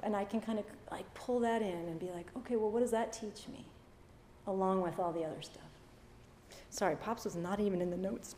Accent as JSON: {"language": "English", "region": "Massachusetts", "country": "United States", "tie": "born or raised there", "said": "I grew up in Massachusetts"}